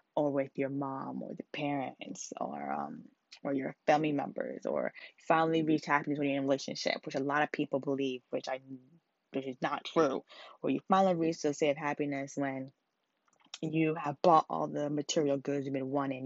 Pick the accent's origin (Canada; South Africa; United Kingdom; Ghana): Ghana; now in New York City, United States; I'm also Ghanaian